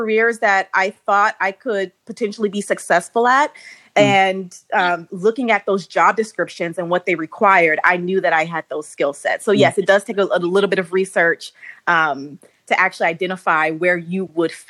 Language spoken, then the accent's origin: English; Ohio, United States; moved away as an adult; also born or lived in New York City; I'm originally from Ohio, and I went back home for a little while